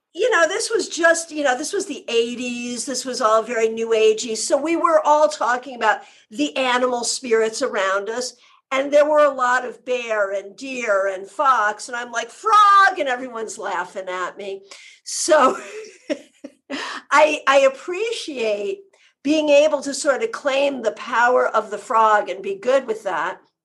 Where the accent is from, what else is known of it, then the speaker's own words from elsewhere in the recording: New England, United States; now in Florida, United States; I'm from New England, I live in Florida.